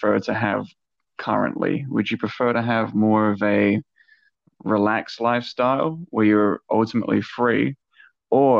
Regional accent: Adelaide, South Australia, Australia; now in Gold Coast, Australia; I'm from Adelaide originally

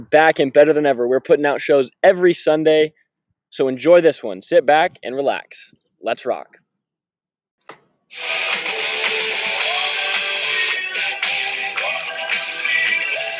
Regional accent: Montrose, Colorado, United States; I'm from Montrose, Colorado

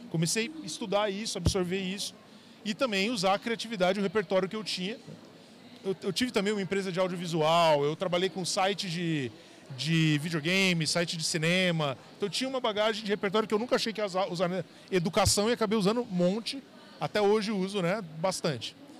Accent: São José do Rio Preto, São Paulo, Brazil; also born or lived in Paraná; now in São Paulo, Brazil; Sou, sou, do interior de São Paulo, nasci lá em São José do Rio Preto

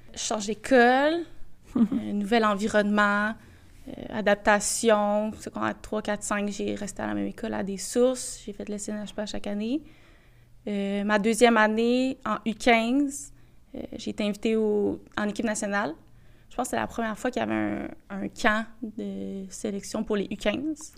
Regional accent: Boisbriand, Quebec, Canada; je venais de Bobriand

